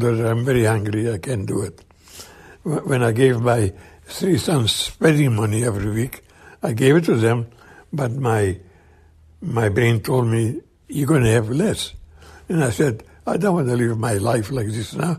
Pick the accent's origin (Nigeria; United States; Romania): Romania; moved away as an adult; I come from Romania